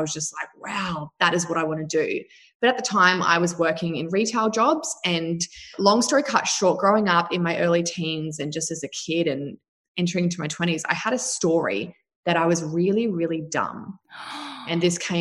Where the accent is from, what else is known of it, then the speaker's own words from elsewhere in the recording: New Zealand; now in Australia; I was brought up in New Zealand with my mum and a stepfather.